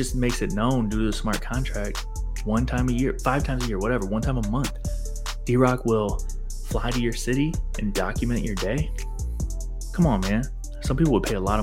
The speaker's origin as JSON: {"language": "English", "town": "St. Louis", "region": "Missouri", "country": "United States", "said": "It's a 314 number because I'm from St. Louis"}